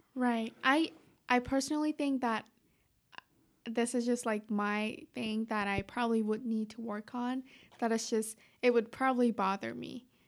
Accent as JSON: {"language": "English", "town": "Tehran", "region": "Tehran Province", "country": "Iran", "moved": "yes", "said": "I'm from Tehran, Iran"}